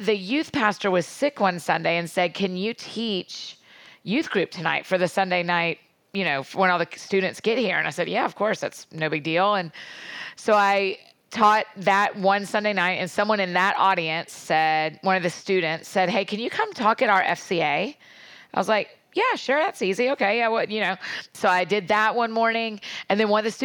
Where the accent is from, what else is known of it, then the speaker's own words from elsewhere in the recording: Marietta, Georgia, United States; now in Nashville, United States; I grew up outside of Atlanta, Georgia, in Marietta, Georgia.